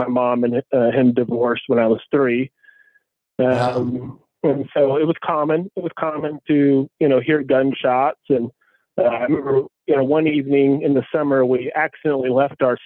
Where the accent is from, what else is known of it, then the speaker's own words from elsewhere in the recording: Tacoma, Washington, United States; I grew up between the East Side and Hilltop in Tacoma.